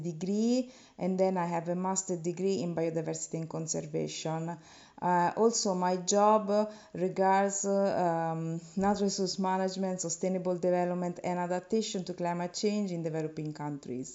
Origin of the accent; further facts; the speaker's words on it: Italy; I come from Italy